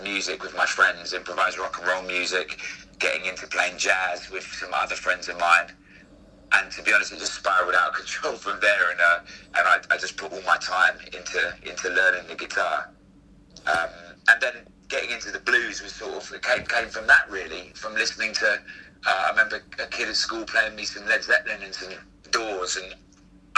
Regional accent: London, United Kingdom; the school that I grew up in Camden

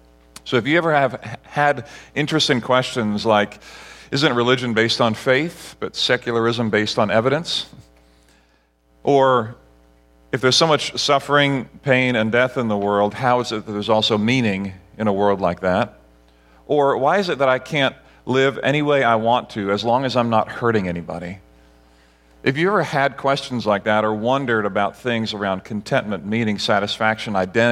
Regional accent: Barbados; So in Barbados, where I grew up, we had one TV channel that only played a few hours a day.

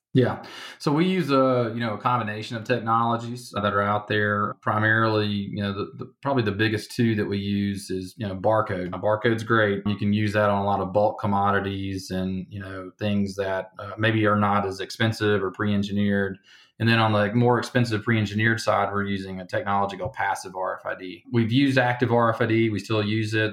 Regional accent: Alabama, United States; now in Denver, United States; you probably hear the accent, right? I'm from Alabama

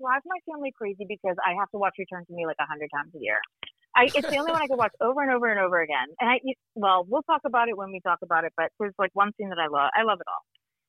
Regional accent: Boston, Massachusetts, United States; I'm from Massachusetts. I'm a Boston girl.

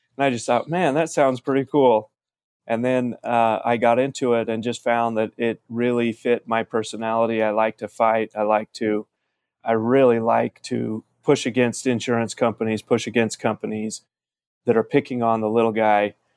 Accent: Salem, Utah, United States; moved away as an adult; now in Las Vegas, United States; I grew up in a little farming town in Utah called Salem

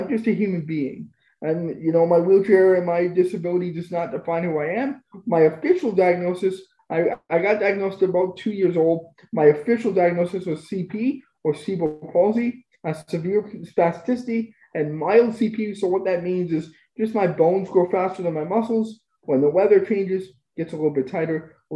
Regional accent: Spruce Grove, Alberta, Canada; also born or lived in Edmonton; I grew up in Spruce Grove, moved back to Edmonton for college

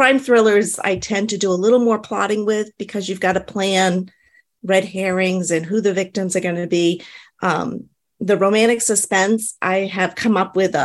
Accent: New Hampshire, United States; moved away as an adult; now in Tennessee, United States; I am originally from New Hampshire. I've been living in Tennessee for about 8 years now.

